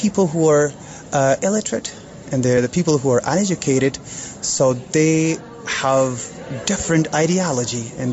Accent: Afghanistan; English is a second language; moved away as an adult; also born or lived in Pakistan; now in United States; I learned English in schools back in Afghanistan, and when we've been migrated to Pakistan as well.

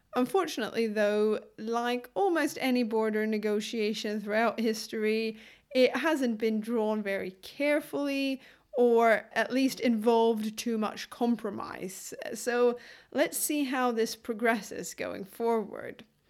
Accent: Lund, Skåne, Sweden; my hometown, Lund

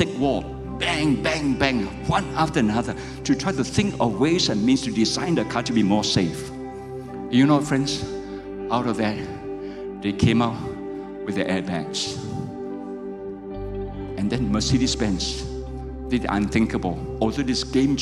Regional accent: Malaysia; I'm a pastor from Malaysia

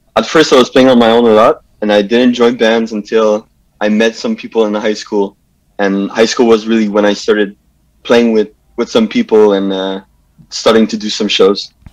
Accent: Montreal, Quebec, Canada; I grew up in uh, Pierrefonds, yeah. West Island

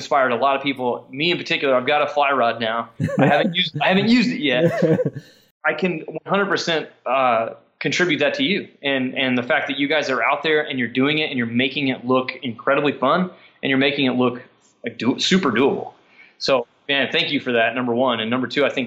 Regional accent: Parsons, Kansas, United States; moved away as an adult; also born or lived in Emporia, Kansas; now in Stillwater, United States; there was a shoe store in my hometown in Parsons, Kansas, where we're from

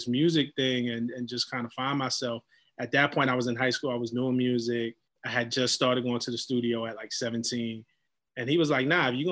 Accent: New York City, New York, United States; We grew up in Flatbush, Brooklyn

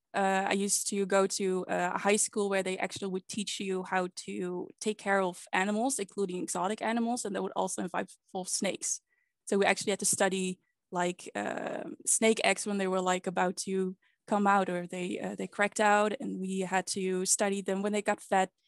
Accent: Netherlands; I've been born and raised in the Netherlands.

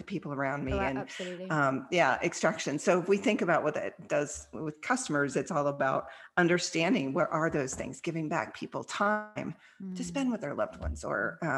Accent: Kansas, United States; also born or lived in Australia; now in Dallas, United States; a little girl growing up in Kansas

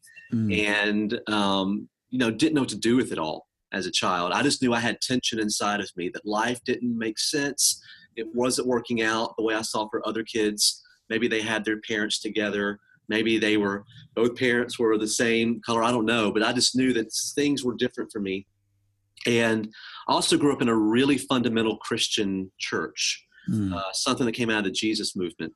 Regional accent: Mississippi, United States; also born or lived in Tehran, Iran; I grew up in Mississippi, but I was born in Iran

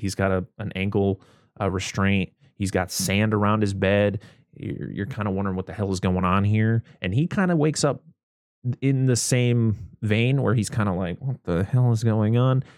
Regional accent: United States; being American

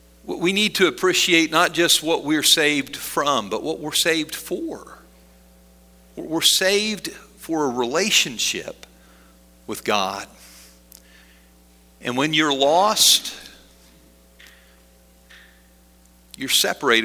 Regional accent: Middleburg, Pennsylvania, United States; We lived outside of a little town called Middleburg up on a hill

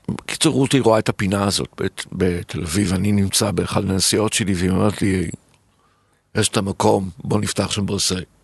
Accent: Tel Aviv, Tel Aviv District, Israel; והילדות שלי בתל אביב, שהיינו מגיעים

